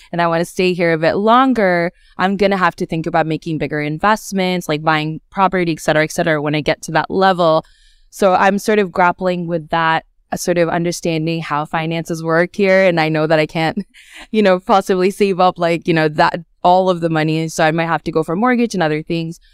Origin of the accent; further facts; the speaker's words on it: Australia; also born or lived in Bangladesh / United States; now in Scotland, United Kingdom; I grew up in Australia and I lived in the United States and a few other countries in between